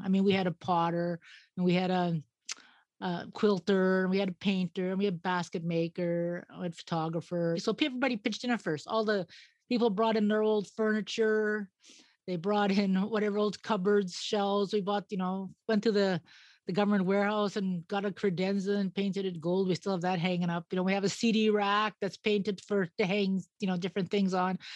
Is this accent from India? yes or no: no; Edmonton, Alberta, Canada; moved away as an adult; also born or lived in Yukon; now in Yellowknife, Canada; I came from Edmonton.